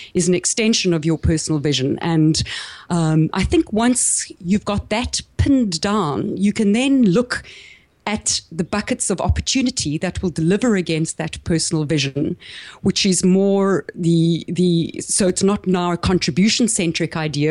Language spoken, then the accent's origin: English; South Africa; accent: South African; moved away as an adult; also born or lived in Caribbean / east coast of Australia; now in Australia; I grew up in South Africa